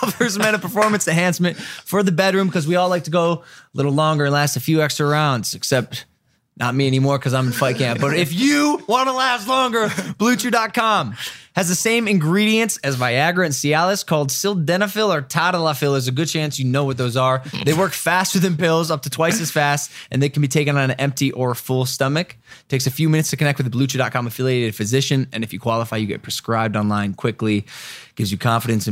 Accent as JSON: {"language": "English", "region": "Ohio", "country": "United States", "accent": "Ohio", "moved": "yes", "said": "my Ohio accent's coming back"}